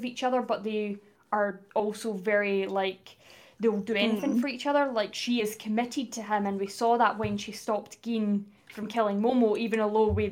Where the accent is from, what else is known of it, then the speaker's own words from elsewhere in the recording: Livingston, Scotland, United Kingdom; I'm from Scotland